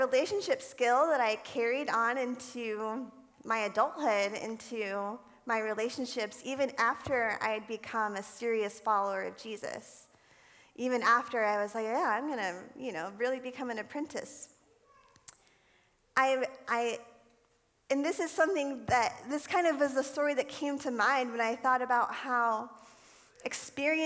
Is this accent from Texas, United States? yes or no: no; Florida, United States; I think I was probably 12 years old. I lived in Florida. I'm from Florida